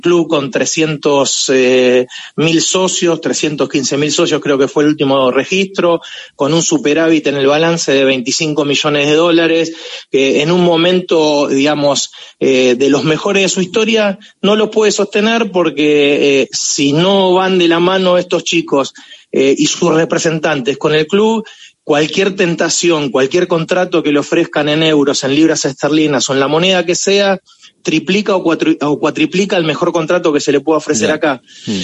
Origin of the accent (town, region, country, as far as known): Argentina